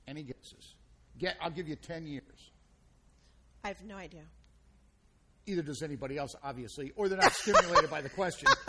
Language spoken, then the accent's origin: English; Ireland; And I'm Irish, and, and, and we never tell a lie.